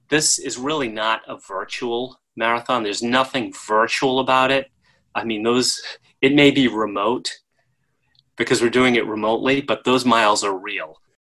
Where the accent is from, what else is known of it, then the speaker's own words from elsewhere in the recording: Rhode Island, United States; I'm from Rhode Island, the tiniest state in the union